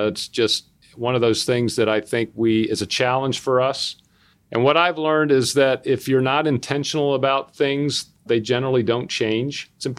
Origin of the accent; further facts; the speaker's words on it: the South, United States; I grew up in the South. I grew up in the South in the 60s. So I grew up in a time when schools were still completely segregated in my hometown.